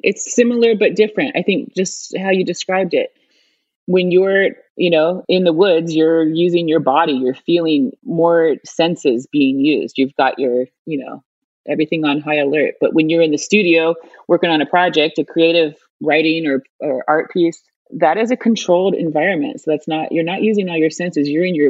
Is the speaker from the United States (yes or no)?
yes; Ohio, United States; And I find I was from Ohio. This is not a sport we have there.